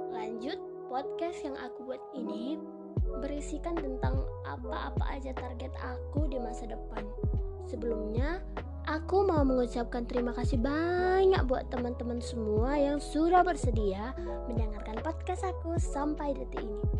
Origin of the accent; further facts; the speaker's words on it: Pematang Siantar, North Sumatra, Indonesia; aku berasal dari kota Pematang Siantar provinsi Sumatera Utara kira-kira dua setengah jam lah dari kota Medan ibu kota Sumatera Utara